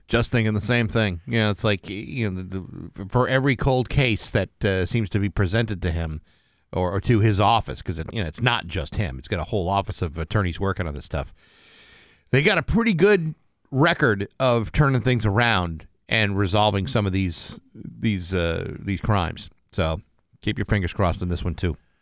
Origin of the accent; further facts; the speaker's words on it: New England, United States; We're all from New England